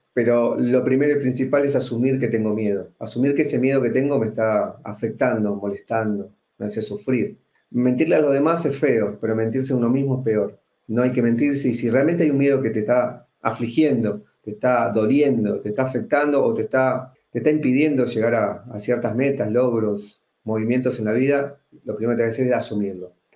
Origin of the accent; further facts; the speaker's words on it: Argentina; accent: Argentine; moved away as an adult; now in Guatemala City, Guatemala; Soy argentino y hace exactamente dos años vivo en la ciudad de Guatemala.